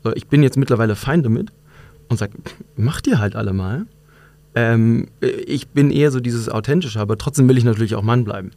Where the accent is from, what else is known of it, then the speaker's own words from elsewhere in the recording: North Rhine-Westphalia, Germany; moved away as an adult; now in Munich, Germany; ich bin eigentlich in NRW groß geworden